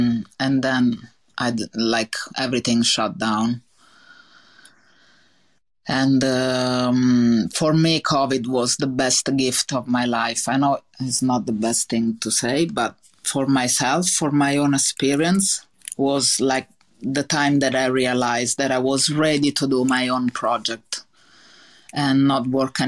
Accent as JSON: {"language": "English", "country": "Italy", "accent": "Italian", "second_language": "English", "said": "because I didn't speak English, and now I have this really big Italian accent that I think is never gonna leave me."}